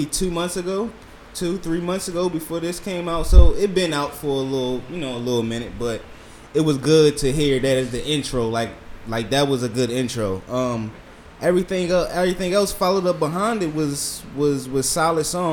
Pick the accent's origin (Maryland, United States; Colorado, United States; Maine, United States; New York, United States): Maryland, United States; Baltimore; moved away; growing up in Baltimore